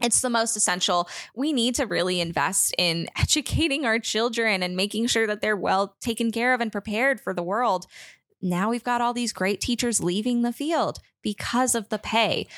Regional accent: United States; I'm an American

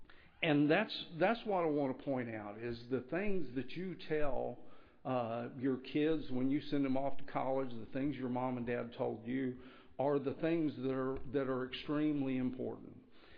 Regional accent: Floresville, Texas, United States; also born or lived in Dallas, Texas; I grew up in Floresville, Texas. Of course, I've lived most of my adult life in outside of Dallas

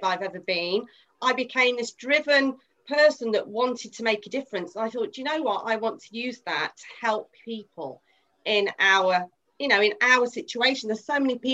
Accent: Midlands, United Kingdom; I'm from the Midlands

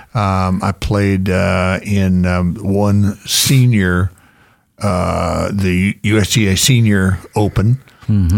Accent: Florida, United States; moved away as an adult; also born or lived in Georgia / Las Vegas; now in Star, United States; I grew up in Florida

